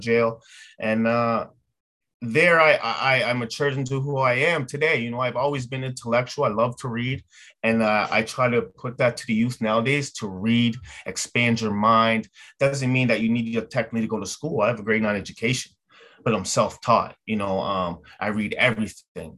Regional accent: Yarmouth, Nova Scotia, Canada; moved away as an adult; also born or lived in Halifax, Canada; now in Ontario, Canada; I grew up in Yarmouth, Nova Scotia

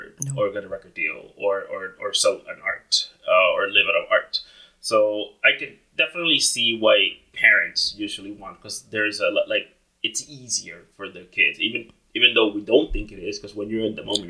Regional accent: Dominican Republic; now in Canada; I'm from the Caribbean too. I'm originally from the Dominican Republic.

